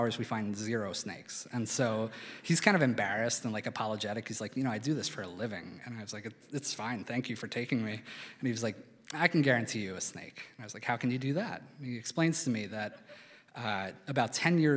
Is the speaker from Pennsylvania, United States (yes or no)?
yes; Philadelphia, Pennsylvania, United States; moved away as an adult; also born or lived in Albuquerque, New Mexico; when I was a kid growing up in Philadelphia